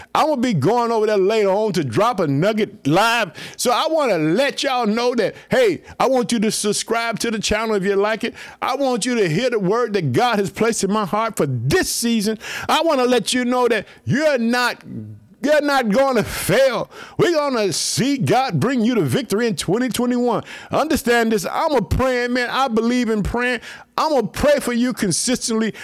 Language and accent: English; Illinois, United States; also born or lived in Chicago; Illinois, which is my hometown. I live in the city of Chicago.